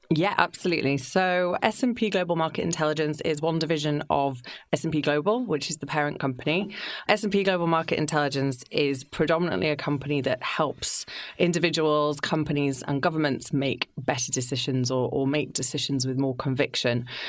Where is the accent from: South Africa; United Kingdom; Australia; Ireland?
United Kingdom; Yorkshire and the Humber; moved away as an adult; also born or lived in London; I grew up in Yorkshire. Growing up in a seaside town